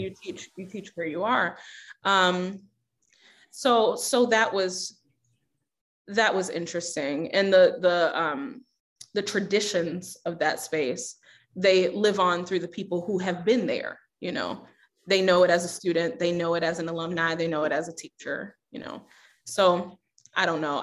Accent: Baltimore, Maryland, United States; also born or lived in Houston, Texas; now in Minneapolis, United States; I grew up in Baltimore

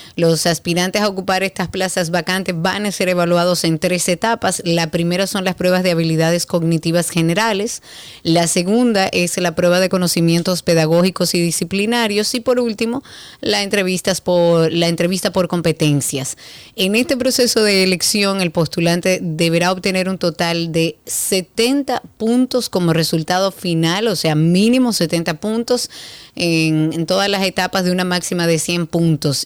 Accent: Dominican Republic; nosotros como dominicanos

